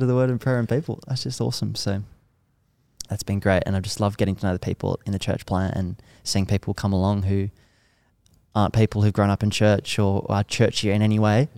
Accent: Manly, New South Wales, Australia; I grew up in church in Manly, Smats Anglican Church

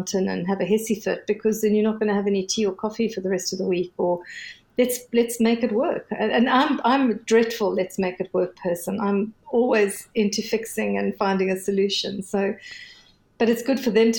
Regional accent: South Africa; I'm South African

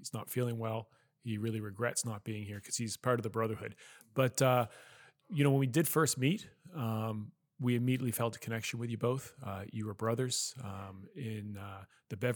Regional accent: Nova Scotia, Canada; moved away as an adult; also born or lived in Calgary; We grew up in Nova Scotia

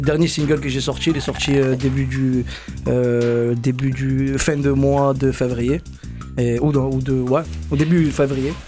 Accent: Marseille, Provence-Alpes-Côte d'Azur, France; Je viens de Marseille, des quartiers nord, 13, euh, 13015, Campagne l'évêque pour quartier

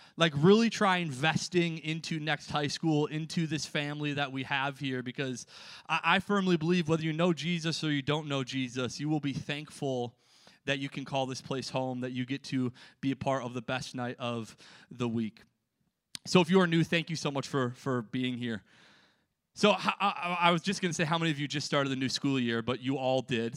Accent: Minnesota, United States; I'm from Minnesota

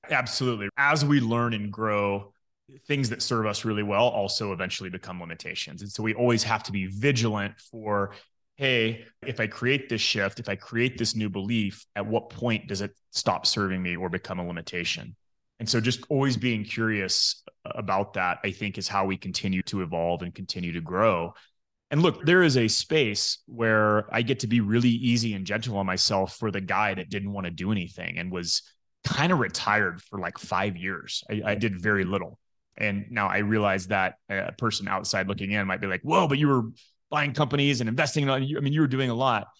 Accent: Midland, Texas, United States; I grew up in Midland, Texas

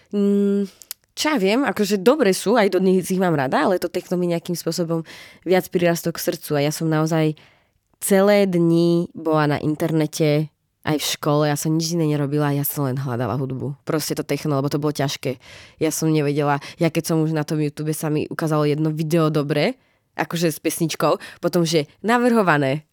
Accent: Slovakia; now in Prague, Czech Republic; ja som z malého mesta zo Slovenska, kde nemáme jeden klub

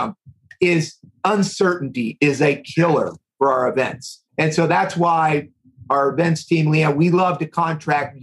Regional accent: East Coast, United States; moved away; also born or lived in Midwest; I've lived in the Midwest for about 25 years. I grew up on the East Coast

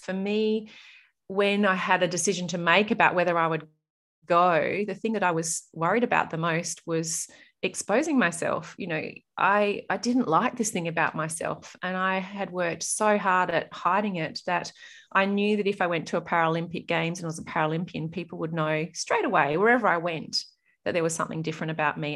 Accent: Murray Bridge, South Australia, Australia; also born or lived in Adelaide; growing up in Murray Bridge

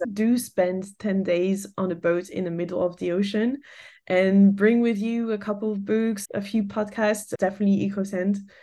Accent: France; moved away as an adult; also born or lived in England / Canada; I grew up in France and left France when I graduated.

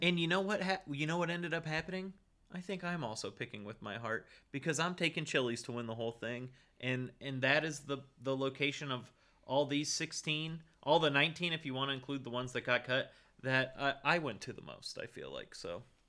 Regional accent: California, United States; I grew up in California

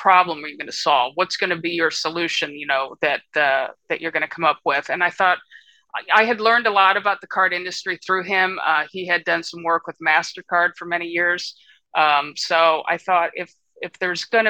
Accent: Birmingham, Michigan, United States; moved away as an adult; also born or lived in Midwest / Boston, Massachusetts; now in San Luis Obispo, United States; I grew up in Birmingham, Michigan

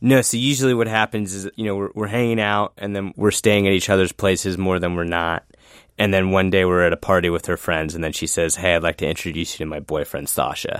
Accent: Sicklerville, New Jersey, United States; moved away as an adult; now in Washington, D.C., United States; I'm actually from a little suburb of Philadelphia called Zicklerville, New Jersey

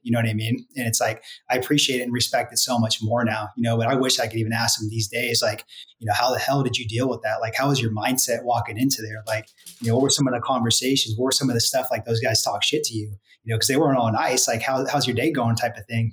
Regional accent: Santa Rosa, California, United States; moved away as an adult; also born or lived in Los Angeles, California; now in Dallas, United States; So born and raised out there

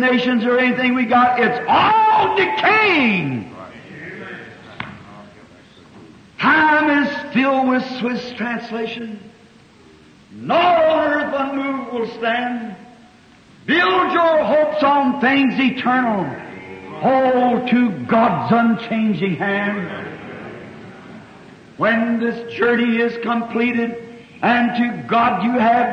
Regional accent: United States; I'm an American

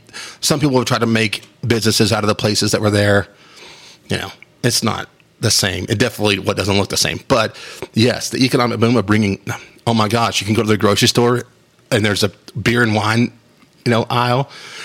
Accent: Wolfforth, Texas, United States; also born or lived in Phoenix, Arizona / Biloxi, Mississippi; now in Lubbock, United States; Mark and I grew up in Wolfert

